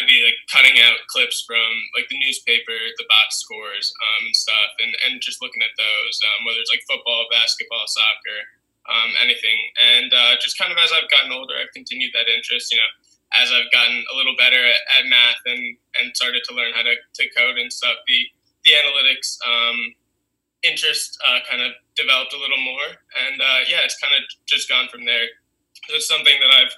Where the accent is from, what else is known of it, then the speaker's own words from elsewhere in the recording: Princeton, New Jersey, United States; I grew up in Jersey